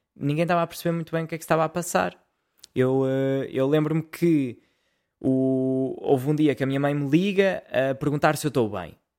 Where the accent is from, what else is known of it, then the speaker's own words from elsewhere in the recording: Portugal; eu sou português